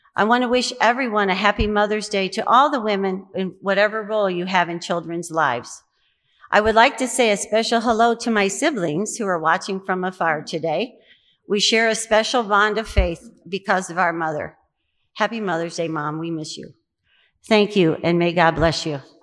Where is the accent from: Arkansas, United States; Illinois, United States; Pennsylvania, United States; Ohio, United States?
Illinois, United States; Quincy; My faith journey began many years ago in my hometown of Quincy, Illinois